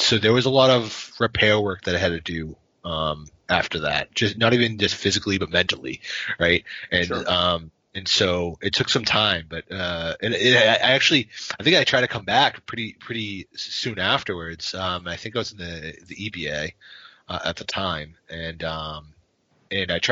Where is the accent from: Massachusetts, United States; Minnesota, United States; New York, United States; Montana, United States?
Massachusetts, United States; Boston; moved away as an adult; now in New Hampshire, United States; I grew up in the Boston area